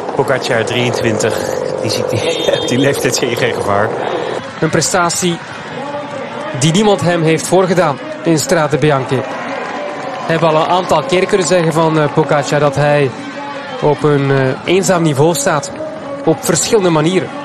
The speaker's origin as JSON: {"language": "Dutch", "country": "Belgium", "said": "als Belgen"}